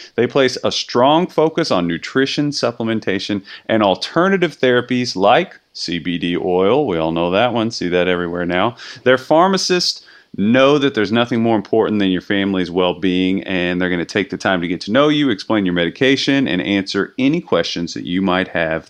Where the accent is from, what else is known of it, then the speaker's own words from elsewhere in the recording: Cox's Creek, Kentucky, United States; I'm from Cox's Creek